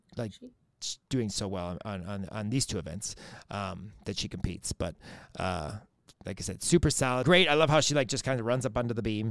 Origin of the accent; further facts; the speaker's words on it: Michigan, United States; I'm from Michigan, and so we get the Canadian channels all everywhere